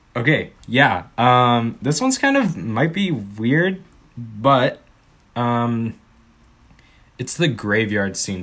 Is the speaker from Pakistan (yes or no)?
no; Canada; we're Canadian